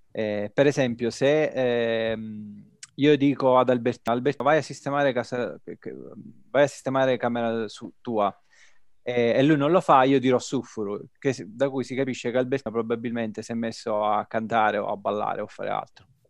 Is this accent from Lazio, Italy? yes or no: no; Catania, Sicily, Italy; moved away as an adult; now in Turin, Italy; sono un siciliano trapiantato a Torino, sono un catanese. E dal 2010 vivo a Torino